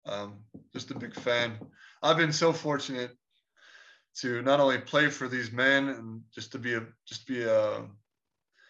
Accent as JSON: {"language": "English", "town": "Chicago", "region": "Illinois", "country": "United States", "said": "I'm from Chicago"}